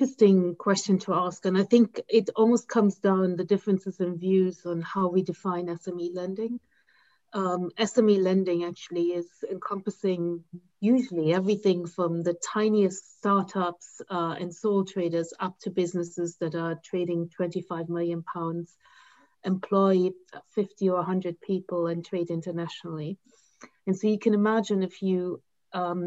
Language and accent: English; Germany; now in United Kingdom; in my home country, like Germany